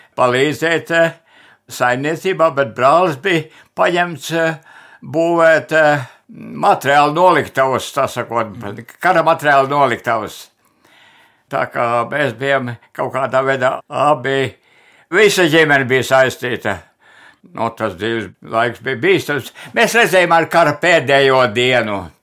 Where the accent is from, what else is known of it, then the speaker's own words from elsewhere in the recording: Remte, Kurzeme, Latvia; also born or lived in Zante parish; es jau esmu dzimis Remtē